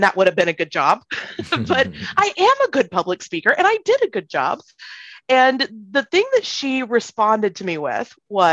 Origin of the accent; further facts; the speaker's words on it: South Carolina, United States; moved away as an adult; also born or lived in Hawaii; I'm the child of converts and I grew up in South Carolina